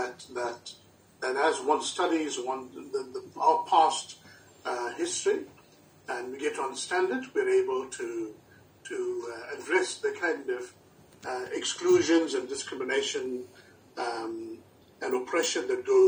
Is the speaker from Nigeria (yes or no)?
no; South Africa; I was born in South Africa, but I completed my high school education and my higher education